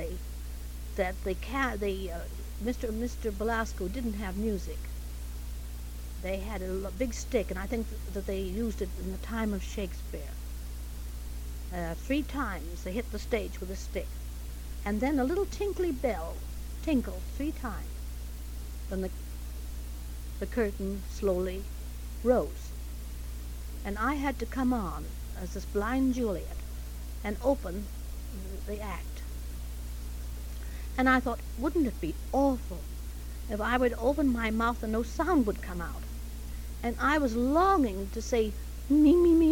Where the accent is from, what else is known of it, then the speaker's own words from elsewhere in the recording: Canada; accent: Canadian; moved away; I was born in Canada, and at that time had rather a harsh R.